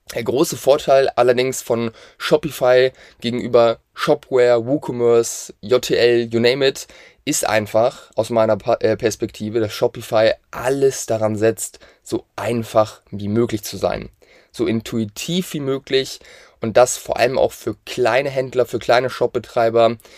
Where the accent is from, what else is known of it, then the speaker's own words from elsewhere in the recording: Hamburg, Germany; wir kommen aus der Nähe von Hamburg